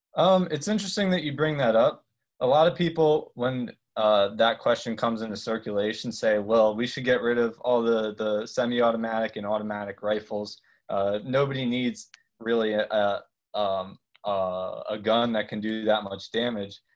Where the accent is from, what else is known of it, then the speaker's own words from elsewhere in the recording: Harrisburg, Pennsylvania, United States; I'm originally from Harrisburg, Pennsylvania